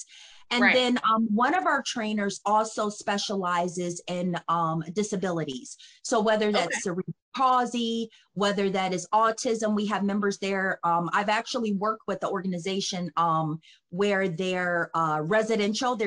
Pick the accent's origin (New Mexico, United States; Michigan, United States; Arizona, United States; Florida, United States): Michigan, United States; Detroit; moved away as an adult; now in Cleveland, United States; I'm from Detroit, Michigan